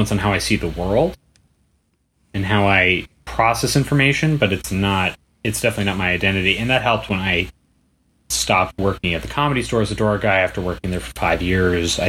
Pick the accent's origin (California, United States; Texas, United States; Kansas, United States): California, United States; Bay Area; now in Los Angeles, United States; I'm from the Bay Area. I can't afford to move back home.